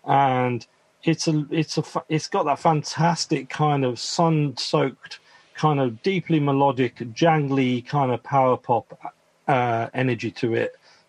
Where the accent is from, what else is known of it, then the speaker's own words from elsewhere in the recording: England, United Kingdom; when I think about growing up in the Midlands and the kind of smoggy industrial sunsets